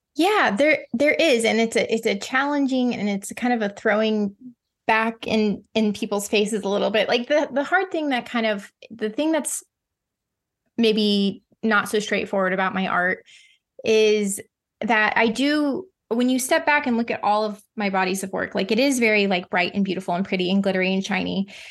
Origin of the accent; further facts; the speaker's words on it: the Ozarks, United States; I grew up in the Ozarks, which is like the southern part of the Midwest